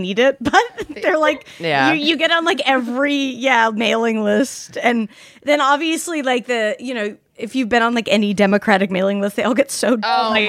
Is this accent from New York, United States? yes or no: no; Salt Lake City, Utah, United States; I grew up in Salt Lake City